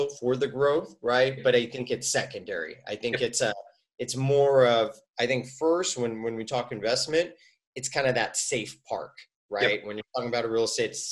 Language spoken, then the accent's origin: English; United States; I'm American